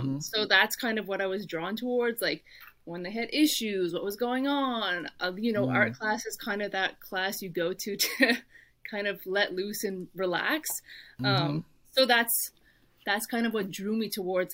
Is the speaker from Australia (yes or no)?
no; Halifax, Nova Scotia, Canada; moved away as an adult; also born or lived in Windsor, Ontario / Michigan; I grew up in Halifax all my life.